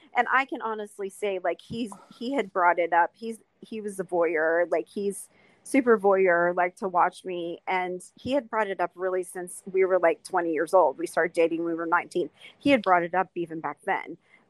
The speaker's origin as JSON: {"language": "English", "region": "the South", "country": "United States", "said": "because I'm from the South."}